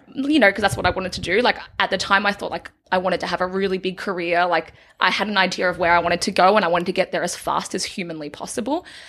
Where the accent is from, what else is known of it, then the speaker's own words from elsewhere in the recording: a small country town in Victoria, Australia; For the majority of my childhood, I grew up in a town called Denali